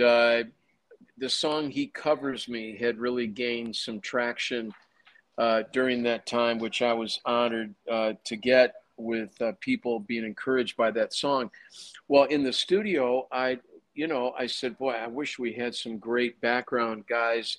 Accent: Chicago, Illinois, United States; I grew up in Chicago

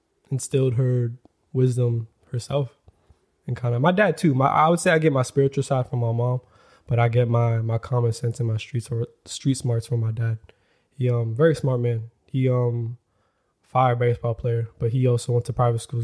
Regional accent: Florida, United States; moved away as an adult; also born or lived in New York; now in Los Angeles, United States; I grew up in Florida. I was there from till 19 years old

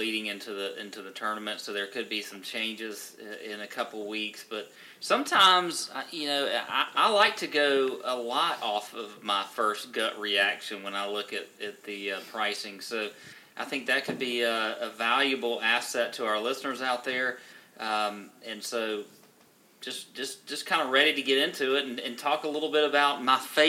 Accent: Augusta, Georgia, United States; growing up in Augusta

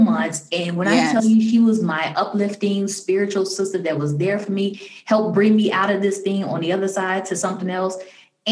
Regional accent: Chicago, Illinois, United States; now in DMV area, United States; a friend that I grew up with in Chicago. We lived on the same block. We were young kids together in, you know, grade school

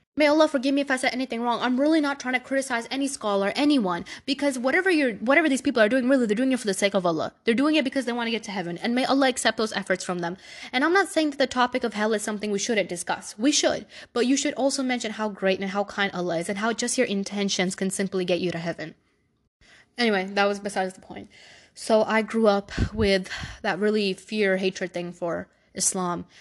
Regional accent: New York City, New York, United States; I was born in Brooklyn, New York. I've lived there my whole life.

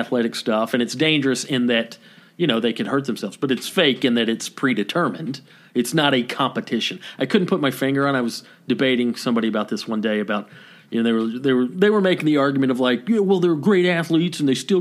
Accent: Canton, Georgia, United States; moved away; my hometown of Canton, Georgia

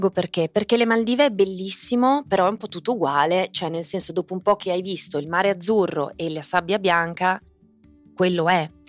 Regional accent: Friuli-Venezia Giulia, Italy; moved away; Friuli Venezia Giulia, che è la mia terra, L'amo da morire, ogni tot ho bisogno di andare a respirare e trarre dalle radici l'energia proprio della mia terra, quindi il Friuli rimane assolutamente il mio posto più amorevole.

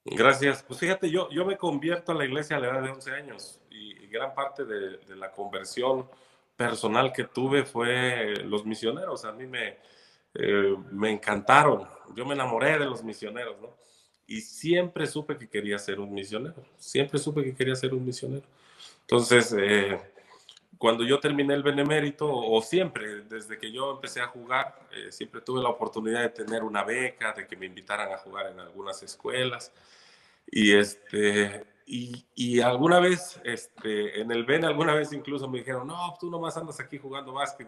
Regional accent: Chilpancingo, Guerrero, Mexico; chilpancingueño de, de mucho corazón, nací aquí en Chilpancingo.

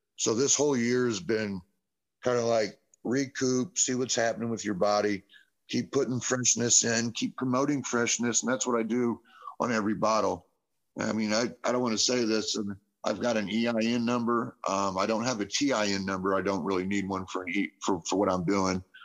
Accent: Indianapolis, Indiana, United States; moved away as an adult; also born or lived in Carmel, Indiana / Noblesville, Indiana; now in Shelbyville, United States; I'm from Indianapolis, Carmel, and Noblesville, majority of my life

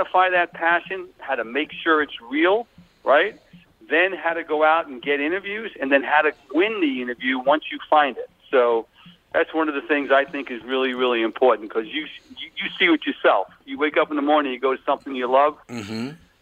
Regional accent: Long Island, New York, United States; accent: Long Island; moved away as an adult; now in Bucks County, Pennsylvania, United States; I'm originally from Long Island, but I've lived for the last 25-plus years in Bucks County, Pennsylvania

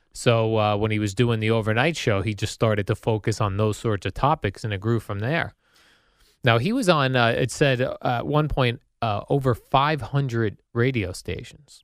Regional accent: Colonia, New Jersey, United States; also born or lived in Basking Ridge, New Jersey; I grew up in Colonia and even in Basking Ridge

